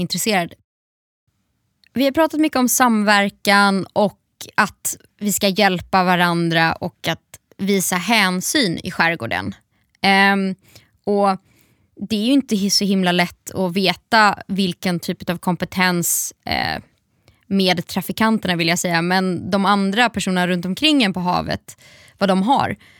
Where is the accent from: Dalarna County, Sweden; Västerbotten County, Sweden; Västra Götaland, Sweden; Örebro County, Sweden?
Västra Götaland, Sweden; Gothenburg; som göteborgare